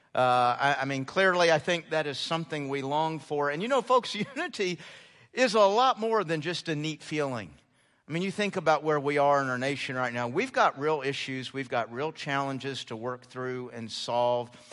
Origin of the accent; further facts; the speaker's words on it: United States; being an American